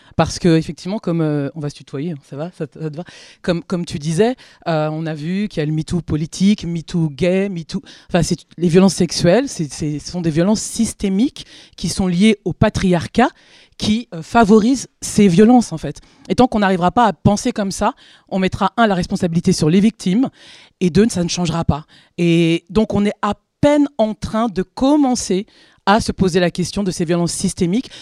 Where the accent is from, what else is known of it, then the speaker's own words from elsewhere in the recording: France; je suis une comédienne française